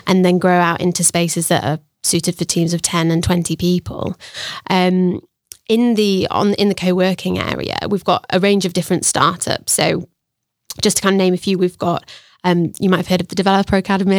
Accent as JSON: {"language": "English", "town": "Sheffield", "region": "Yorkshire and the Humber", "country": "United Kingdom", "tie": "born or raised there", "also_born_or_lived": "Australia", "moved": "as an adult", "lives_now": "Sheffield, United Kingdom", "said": "originally I'm from Sheffield, um, born and bred."}